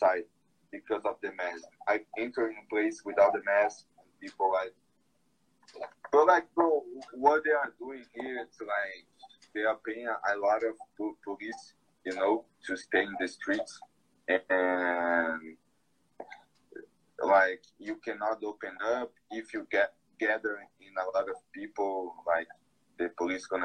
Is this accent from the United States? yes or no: no; Brazil; English is a second language; here in Brazil. It's my hometown, actually, but I don't live there anymore.